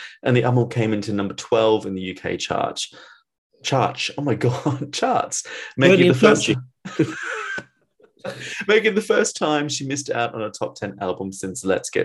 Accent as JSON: {"language": "English", "country": "Australia", "moved": "yes", "said": "I'm from Australia"}